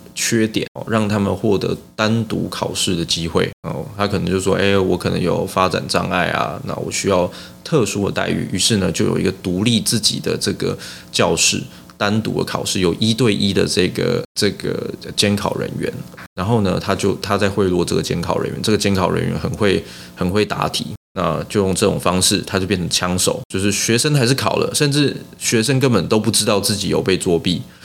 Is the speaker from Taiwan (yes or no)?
yes; Taiwan; 我们台湾人